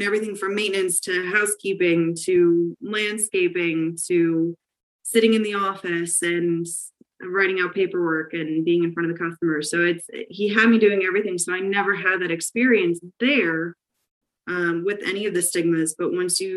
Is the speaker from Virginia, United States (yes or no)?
no; Scranton, Pennsylvania, United States; I am from Lackawanna County, which most people probably know Scranton, Pennsylvania, a little bit better